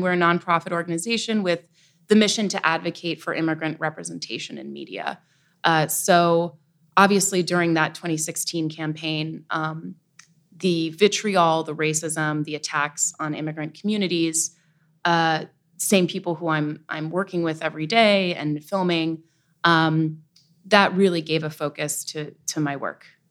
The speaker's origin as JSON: {"language": "English", "town": "Nyack", "region": "New York", "country": "United States", "tie": "born or raised there", "said": "I'm from the Hudson Valley, uh, raised Irish Catholic, uh, in Nyack, New York"}